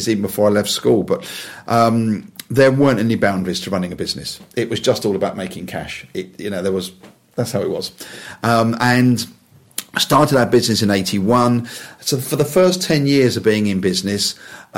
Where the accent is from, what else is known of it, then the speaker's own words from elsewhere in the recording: Wembley, London, United Kingdom; I was born in Wembley